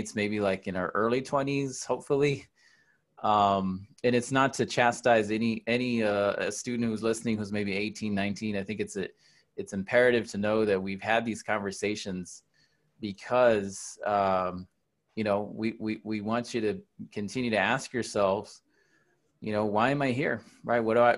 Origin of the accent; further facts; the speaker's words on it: Dallas, Texas, United States; moved away as an adult; now in San Antonio, United States; I'm from Dallas. I've lived here for 20 years